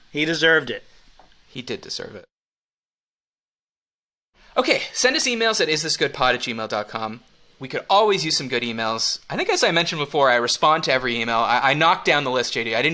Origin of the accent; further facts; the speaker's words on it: Canada; I'm Canadian. I'm fine in short sleeves.